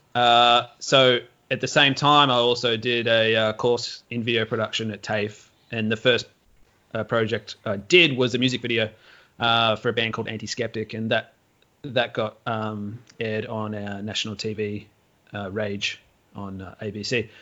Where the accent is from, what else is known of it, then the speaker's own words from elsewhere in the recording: Melbourne, Victoria, Australia; I grew up in Melbourne in the suburbs